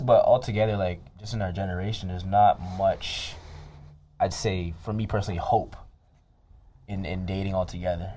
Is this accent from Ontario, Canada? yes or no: yes; Toronto, Ontario, Canada; now in Edmonton, Canada; we're both from the Toronto area